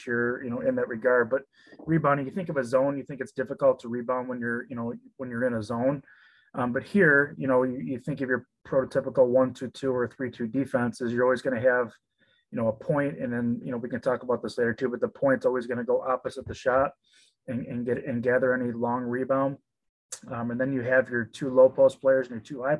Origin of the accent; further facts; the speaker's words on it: Frankenmuth, Michigan, United States; I'm from Frankenmuth